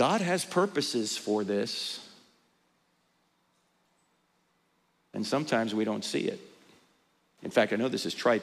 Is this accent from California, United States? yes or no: no; New Jersey, United States; now in Charlotte, United States; I grew up in New Jersey, exit 100B, all right? I live in Charlotte, North Carolina now